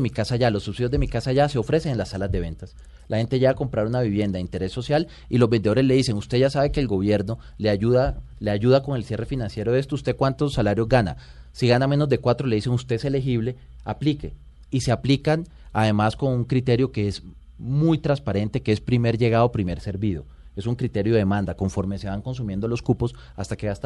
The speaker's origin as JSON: {"language": "Spanish", "region": "La Guajira", "country": "Colombia", "tie": "born there", "said": "Yo soy de provincia, orgullosamente colombiano. Yo nací en La Guajira"}